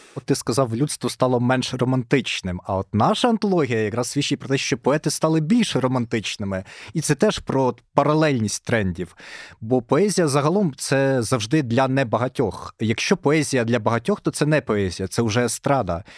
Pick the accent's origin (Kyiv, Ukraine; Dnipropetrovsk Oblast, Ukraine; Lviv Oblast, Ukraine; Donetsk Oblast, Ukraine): Kyiv, Ukraine; я з Києва